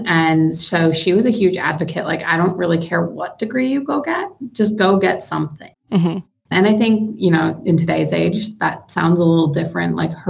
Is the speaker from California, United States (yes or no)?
no; Green Bay, Wisconsin, United States; I am originally from Green Bay, Wisconsin.